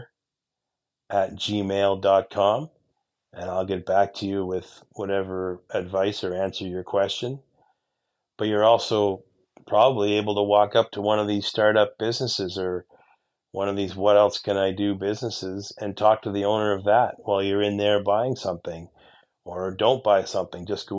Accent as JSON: {"language": "English", "region": "Eastern Ontario", "country": "Canada", "tie": "born or raised there", "said": "my hometown here in Eastern Ontario"}